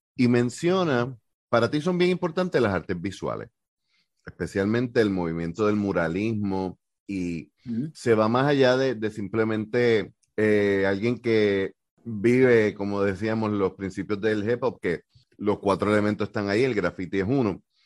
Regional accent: Puerto Rico; yo lo veo desde Puerto Rico

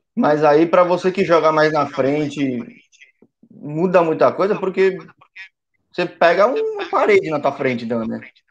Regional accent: São Paulo, Brazil; sou de São Paulo

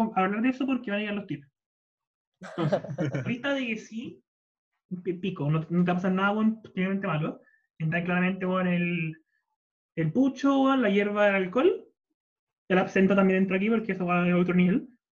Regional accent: Chile; somos chilenos

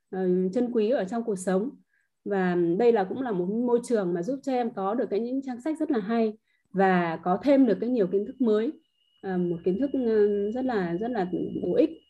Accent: Hạ Long, Quang Ninh, Vietnam; em đến từ Hạ Long, Quảng Ninh ạ.

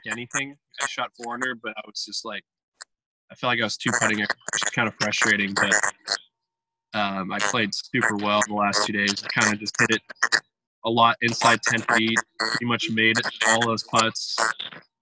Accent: Southern California, United States; our house where we grew up in Southern California

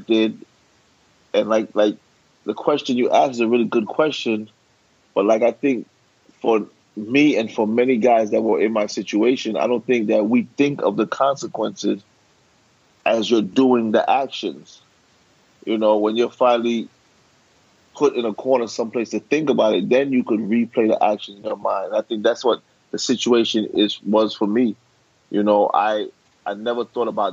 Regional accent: New York City, New York, United States; I was born and raised in Brooklyn.

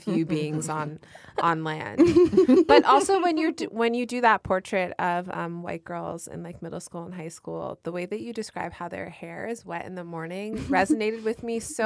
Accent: New York City, New York, United States; I grew up in Canarsie, which is a neighborhood full of either fully detached houses or semi-attached houses

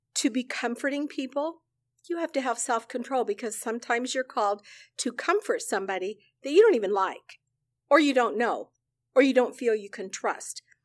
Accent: central Illinois, United States; moved away as an adult; also born or lived in Chicago, Illinois; now in South Carolina, United States; I was born and raised on a farm in central Illinois.

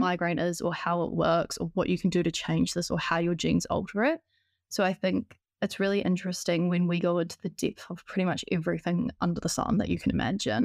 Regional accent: Christchurch, Canterbury, New Zealand; moved away as an adult; now in Auckland, New Zealand; I was born and raised in Christchurch in New Zealand, but I moved to Auckland when I was nineteen years old

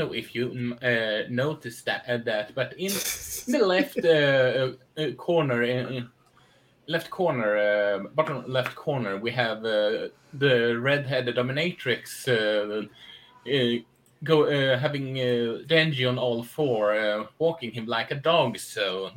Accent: Sweden; I'm from Sweden

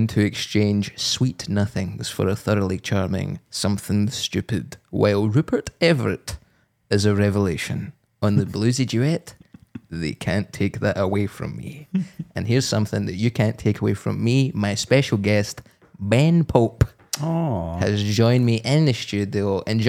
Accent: England, United Kingdom; now in Edinburgh, United Kingdom; as an English person who lives in Edinburgh.

